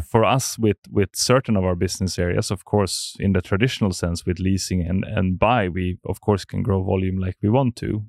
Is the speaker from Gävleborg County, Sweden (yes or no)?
yes; Sandviken, Gävleborg County, Sweden; I'm from Sandviken, which is in, uh, slightly north.